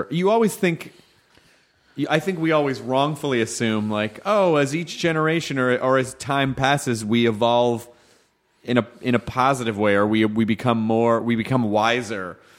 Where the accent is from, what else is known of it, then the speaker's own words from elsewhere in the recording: Memphis, Tennessee, United States; also born or lived in Florida / Jonesboro, Arkansas / Louisville, Kentucky; Memphis, Tennessee. And my mom was from Florida, so I also lived in Florida part-time when I was a kid, too. So it was between... I lived in Memphis, Jonesboro, Arkansas, Louisville, Kentucky